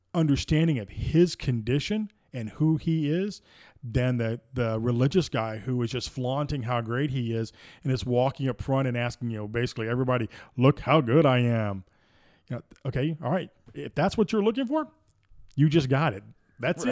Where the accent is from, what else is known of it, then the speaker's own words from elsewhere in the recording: Deep South, United States; growing up in the Deep South